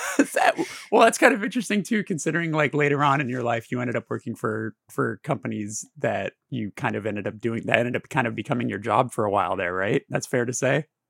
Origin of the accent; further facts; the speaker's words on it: Burbank, California, United States; born and raised in Burbank